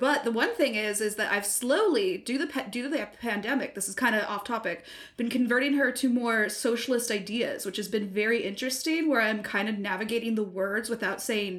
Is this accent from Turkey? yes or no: no; England, United Kingdom; I'm English, so.